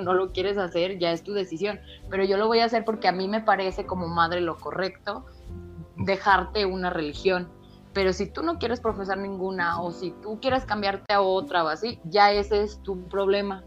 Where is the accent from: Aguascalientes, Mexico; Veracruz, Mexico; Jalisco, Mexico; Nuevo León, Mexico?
Jalisco, Mexico; San Juan de los Lagos; el lugar de donde yo soy, o sea, de aquí de San Juan